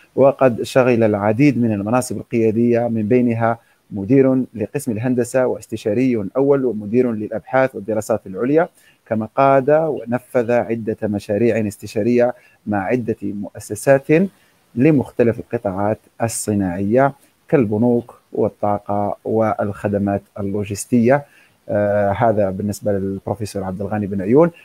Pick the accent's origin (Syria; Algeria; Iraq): Algeria; لنا كجزائريين